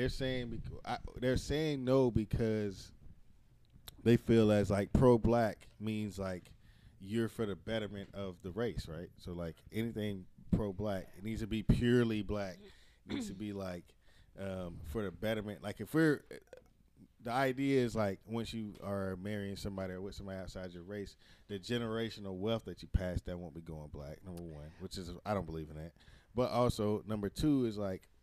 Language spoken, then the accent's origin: English; Chattanooga, Tennessee, United States; also born or lived in Germany; I'm from Chattanooga.